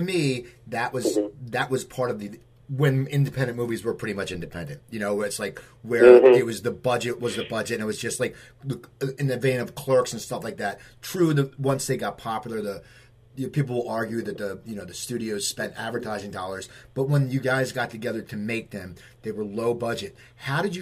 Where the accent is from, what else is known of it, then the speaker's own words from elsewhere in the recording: New Jersey near Philadelphia, United States; I grew up in New Jersey near Philadelphia